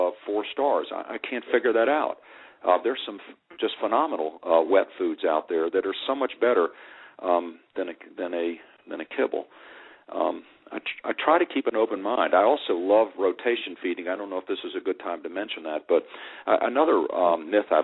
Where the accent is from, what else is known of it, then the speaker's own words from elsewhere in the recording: Virginia, United States; When I was a little boy growing up in Virginia